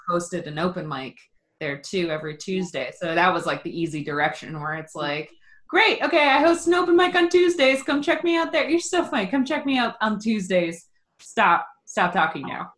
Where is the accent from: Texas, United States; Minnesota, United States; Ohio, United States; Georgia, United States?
Ohio, United States; also born or lived in Los Angeles; I live in Ohio and I grew up in Ohio